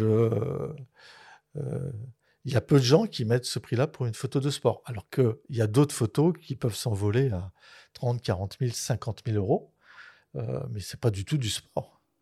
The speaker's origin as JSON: {"language": "French", "town": "Dunkirk", "region": "Hauts-de-France", "country": "France", "tie": "born or raised there", "said": "j'ai fait beaucoup de natation étant jeune à Dunkerque"}